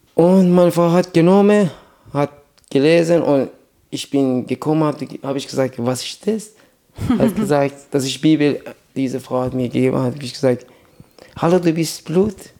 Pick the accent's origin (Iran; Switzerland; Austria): Iran; German is a second language; moved away as an adult; also born or lived in Iraq; now in Germany; Meine Eltern sind nach Iran gegangen, als ich zwei Jahre alt war